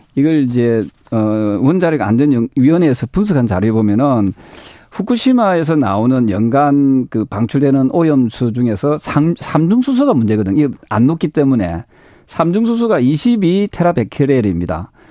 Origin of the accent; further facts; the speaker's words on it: Busan, South Korea; 부산 출신인데도